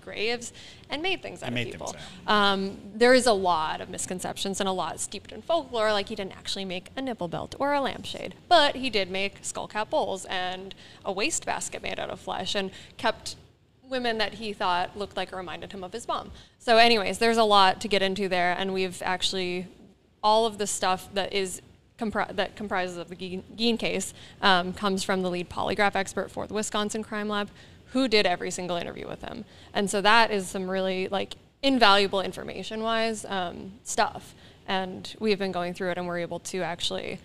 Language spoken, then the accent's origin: English; East Coast of Canada, Canada; I'm from the East Coast of Canada